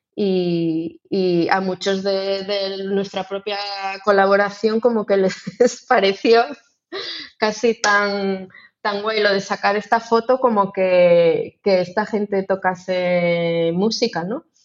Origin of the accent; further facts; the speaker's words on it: Ourense, Galicia, Spain; yo que soy de Orense